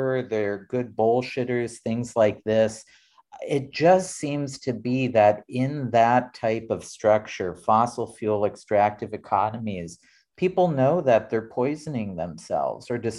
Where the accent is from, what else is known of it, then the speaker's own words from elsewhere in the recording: South Central North Dakota, United States; growing up in South Central North Dakota